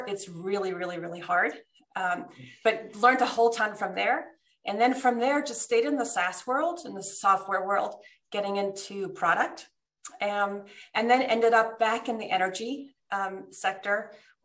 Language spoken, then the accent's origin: English; New Jersey, United States; moved away as an adult; also born or lived in Switzerland; now in Denver, United States; I actually grew up until I was in second grade in Switzerland. And for us, the weekends were skiing in the Alps. Mm-hmm. And then my parents moved us to New Jersey